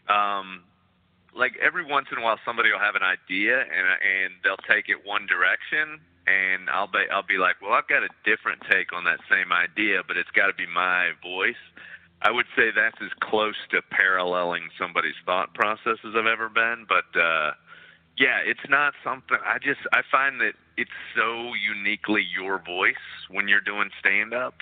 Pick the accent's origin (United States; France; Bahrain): United States; Texas; now in New York City, United States; I'm from Texas and that's a big part of me